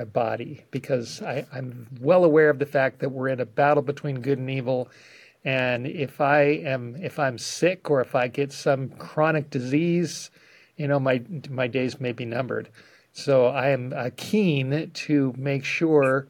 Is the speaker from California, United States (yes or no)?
yes; Los Angeles, California, United States; I grew up in the Hollywood Hills